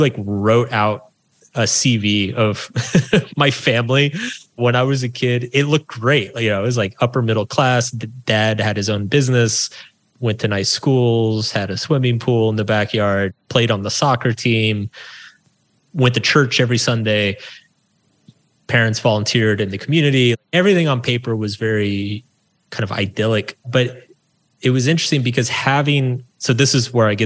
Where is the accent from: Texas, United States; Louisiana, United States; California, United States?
Texas, United States; small town outside Austin; I grew up in Texas in a small town. It used to be outside of Austin